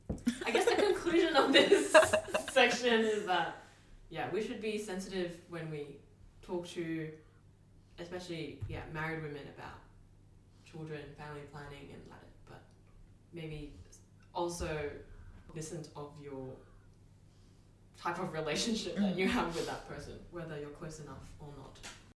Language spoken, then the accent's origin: English; Australia; as Asian Australian Christians